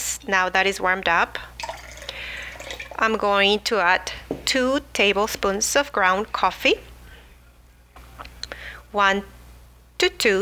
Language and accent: English; Mexico City, Mexico; now in La Mirada, United States; I am originally from Mexico City, where I grew up enjoying fresh foods